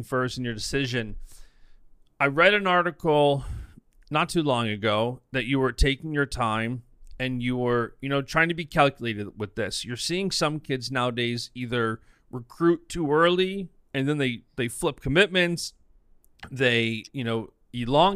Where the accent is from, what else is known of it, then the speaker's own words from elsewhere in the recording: New York, United States; as a New Yorker